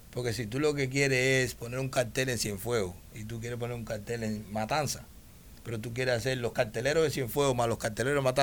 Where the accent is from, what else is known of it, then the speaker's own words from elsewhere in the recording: Dominican Republic; El dominicano maneja mi tierra. Yo soy, yo soy dominicano también.